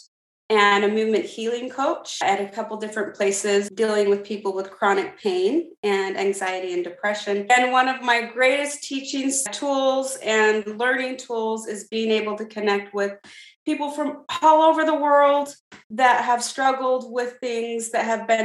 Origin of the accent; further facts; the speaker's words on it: Santa Clara, Utah, United States; I grew up here in Santa Clara, Utah, down here in St. George by the Red Rocks